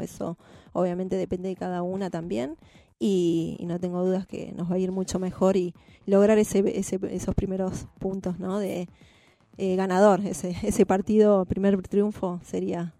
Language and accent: Spanish; Buenos Aires, Argentina; Yo soy de Lugano Unidos, nacida en, Lugano, Unidos